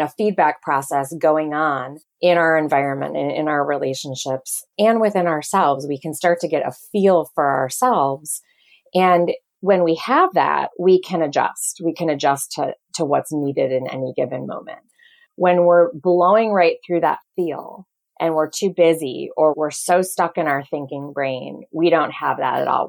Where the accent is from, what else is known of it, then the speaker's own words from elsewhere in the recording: Detroit, Michigan, United States; I'm from Michigan, actually, from Detroit